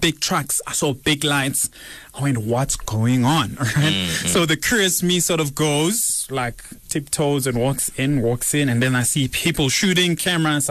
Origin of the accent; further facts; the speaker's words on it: Soweto, Gauteng, South Africa; I grew up in Central Western Jabavu